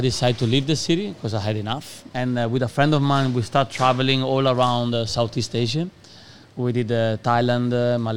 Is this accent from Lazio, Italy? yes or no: no; Padua, Veneto, Italy; English is a second language; moved away as an adult; also born or lived in London; I'm from Padova, which is like half an hour drive from Venice.